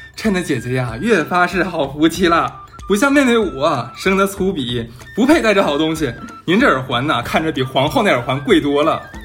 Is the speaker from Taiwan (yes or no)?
no; Northeast China, China; 咱们东北那边其实没有说蘸东西